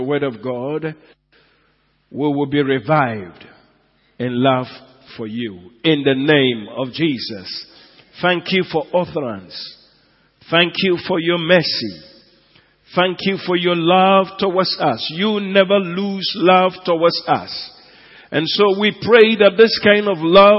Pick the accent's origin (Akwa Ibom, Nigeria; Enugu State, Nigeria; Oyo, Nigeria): Enugu State, Nigeria; Enugu; moved away; Enugu, my hometown